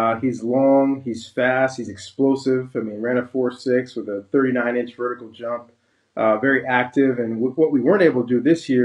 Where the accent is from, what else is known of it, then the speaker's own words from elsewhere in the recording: San Diego, California, United States; I'm from San Diego